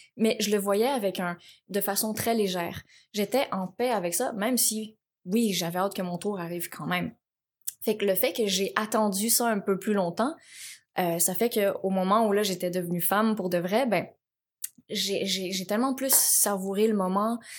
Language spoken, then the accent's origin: French; Laval, Quebec, Canada; also born or lived in Cambodia; j'ai grandi à Laval